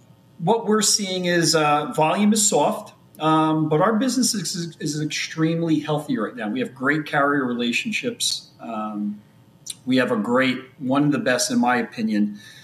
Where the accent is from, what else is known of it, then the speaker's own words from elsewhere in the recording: New Jersey, United States; I am from born and raised in New Jersey. Sitting here in Scotch Plains, New Jersey